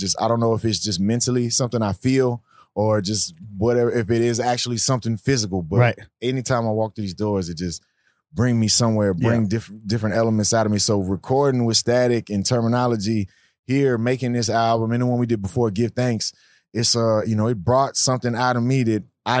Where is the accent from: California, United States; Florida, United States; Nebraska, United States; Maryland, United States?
Maryland, United States; Baltimore; Like, hey, man, I'm from Baltimore.